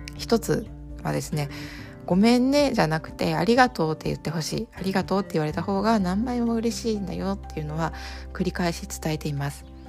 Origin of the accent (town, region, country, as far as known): Japan; first language Japanese